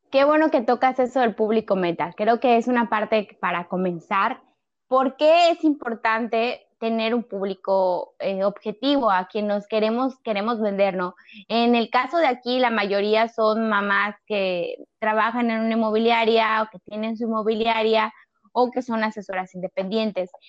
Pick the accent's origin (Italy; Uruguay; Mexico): Mexico; yo tengo 28 años, soy mexicana, vivo cerca de la Ciudad